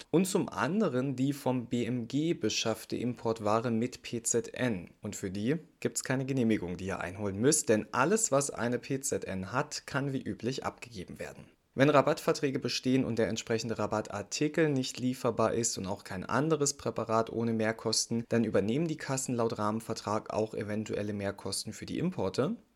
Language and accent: German; Saxony, Germany; Fehlt nur noch mein Heimatbundesland Sachsen.